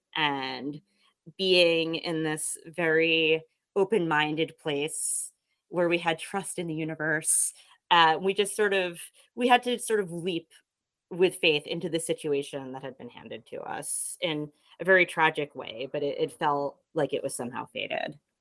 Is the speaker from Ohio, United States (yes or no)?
no; Kingston, New York, United States; moved away as an adult; also born or lived in Brooklyn; I'm actually originally from about 15 miles where I am right now, which is Kingston, New York